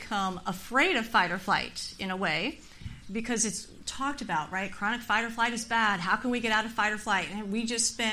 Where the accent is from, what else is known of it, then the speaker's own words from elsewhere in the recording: California, United States; I'm born and raised in California